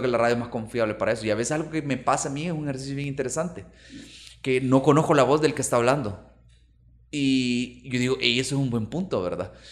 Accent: Santa Tecla, La Libertad, El Salvador; Yo soy de Santa Tecla

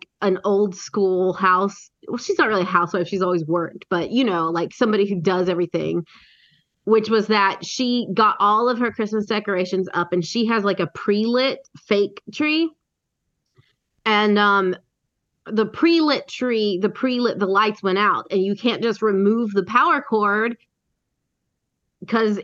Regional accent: near Polk County, Tennessee, United States; In my hometown, like near my hometown

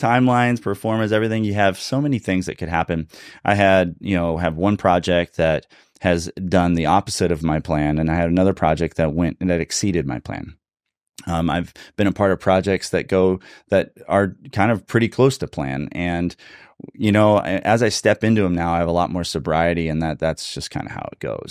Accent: California, United States; also born or lived in Cincinnati, Ohio; now in Redding, United States; I'm originally a California boy

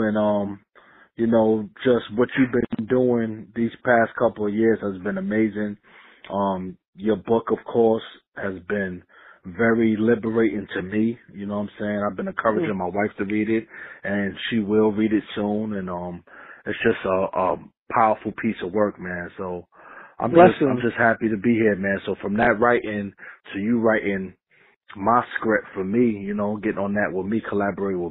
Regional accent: New York City, New York, United States; now in Raleigh, United States; I reside in Raleigh, North Carolina. You know, born and raised in Queensbridge Projects

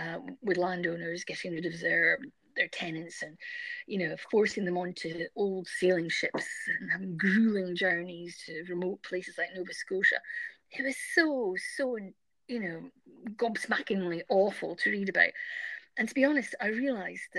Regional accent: East Coast of Scotland, United Kingdom; growing up Scotland, I grew up on East Coast

